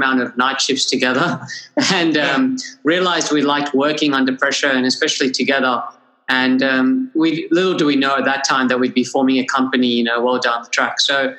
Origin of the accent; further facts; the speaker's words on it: Sydney, New South Wales, Australia; also born or lived in Gold Coast, Queensland; So I myself did my university in Queensland, despite growing up in Sydney. Did my uni at Bond University in Gold Coast